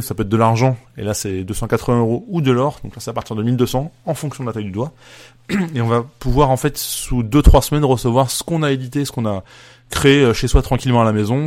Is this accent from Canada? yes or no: no; France; en tant que Français